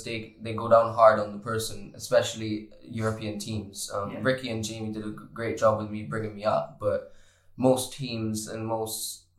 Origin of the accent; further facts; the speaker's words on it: Barbados; moved away; I come from Barbados where we're all nice to each other and everyone's like a family in Barbados